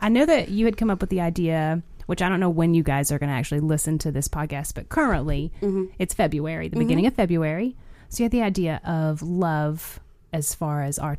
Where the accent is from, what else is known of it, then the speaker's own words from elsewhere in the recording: Arkansas, United States; we're from Arkansas.